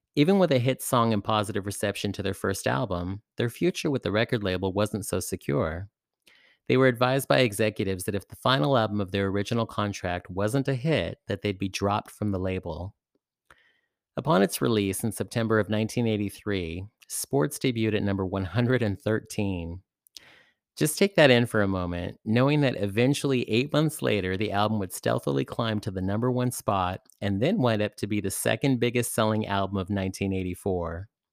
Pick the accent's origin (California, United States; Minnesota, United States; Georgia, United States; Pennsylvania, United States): California, United States; San Francisco; my hometown, San Francisco